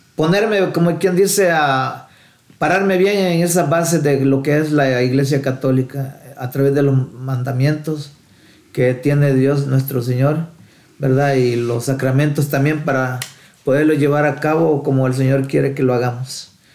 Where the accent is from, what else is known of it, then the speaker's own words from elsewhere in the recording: El Salvador; moved away; nací en El Salvador